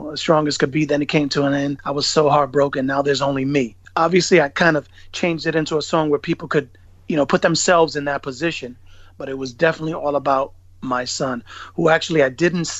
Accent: New York City, New York, United States; I'm from Bushwick originally.

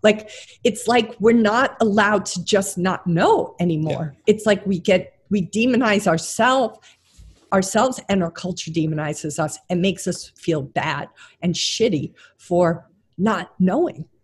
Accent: St. James, New York, United States; also born or lived in Brooklyn, New York; I was born in Brooklyn, and then a good chunk of my life was spent on St. James, which is on the North Shore of Long Island.

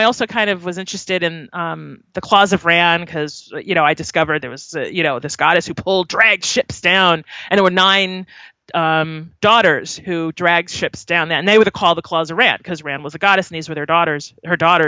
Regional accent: Long Island, New York, United States; moved away; I'm from Long Island originally

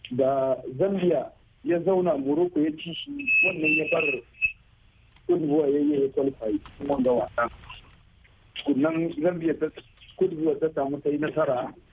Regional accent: Fulani, Northern Nigeria, Nigeria; a arewa a tarbiyyar mu to dole ne mu fulani

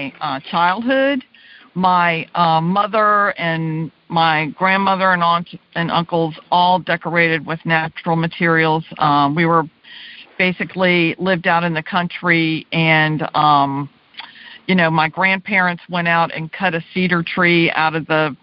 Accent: Virginia, United States; Growing up in Virginia

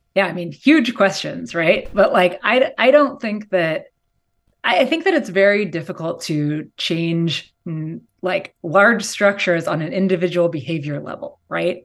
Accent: outside of Seattle, Washington, United States; now in California, United States; I grew up, um, in s, like, outside of Seattle in Washington State

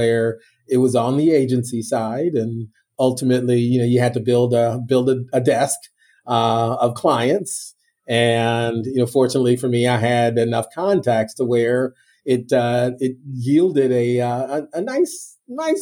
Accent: Northern Illinois, United States; moved away as an adult; also born or lived in Mobile, Alabama / New Brunswick, New Jersey; now in South Florida, United States; I was born and raised in Northern Illinois and currently reside here in South Florida

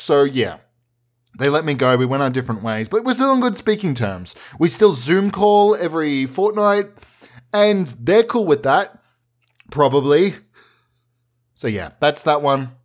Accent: Melbourne, Victoria, Australia; since I was a wee boy growing up in Melbourne

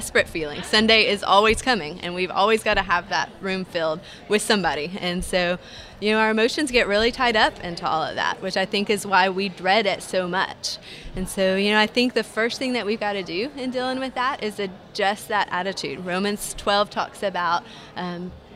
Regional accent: Chattanooga, Tennessee, United States; I grew up in Chattanooga.

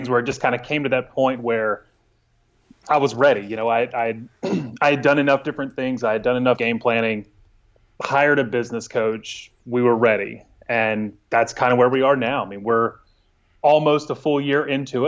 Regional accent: northern Louisiana, United States; now in Dallas, United States; So I'm originally from Louisiana, the northern side of Louisiana.

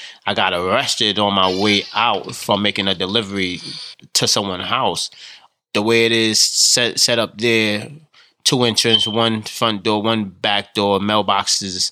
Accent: New York City, New York, United States; I grew up in the South Bronx, which is one of the poorest congressional districts

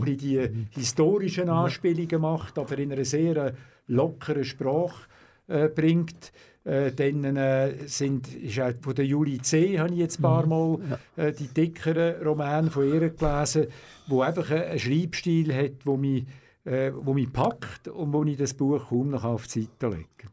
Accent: Aarau, Aargau, Switzerland; Ich bin in Zarau auf die Welt gekommen, wo ich immer noch wohne, in der Deli unten. Und habe dann auch äh, die äh, ganze Kindheit in der Deli unten äh, gewohnt.

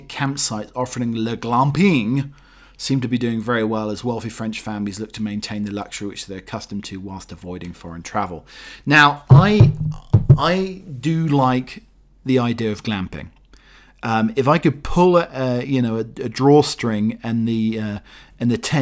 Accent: Holt, East of England, United Kingdom; the local fish and chip shop in my hometown of Holt, Norfolk

